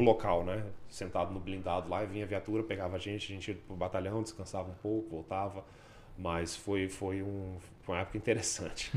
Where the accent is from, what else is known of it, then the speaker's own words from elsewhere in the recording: Brasília, Federal District, Brazil; moved away as an adult; also born or lived in Brisbane, Australia; now in Canada; eu sou de Brasília, trabalhei na PMDF durante nove anos